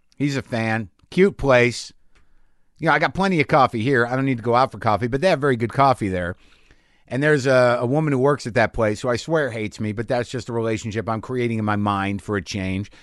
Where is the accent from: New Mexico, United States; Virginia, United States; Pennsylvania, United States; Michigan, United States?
New Mexico, United States; moved away; also born or lived in Astoria, New York; I grew up in New Mexico, renegade Jews